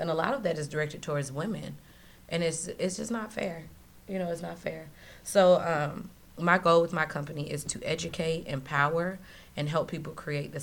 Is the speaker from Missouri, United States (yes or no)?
yes; St. Louis, Missouri, United States; now in Florida, United States; I'm from St. Louis. I grew up in a very strict household